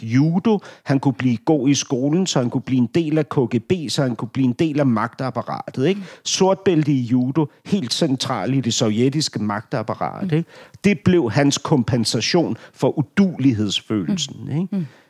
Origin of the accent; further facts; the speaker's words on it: Denmark; som dansker